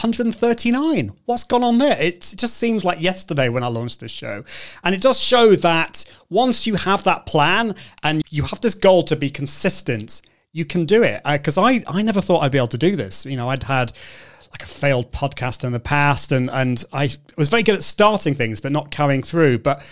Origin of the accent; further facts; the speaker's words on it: United Kingdom; being a Brit